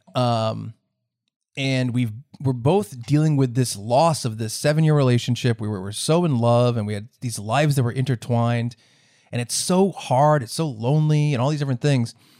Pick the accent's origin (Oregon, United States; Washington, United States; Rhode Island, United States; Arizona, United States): Rhode Island, United States; I'm in my home state of Rhode Island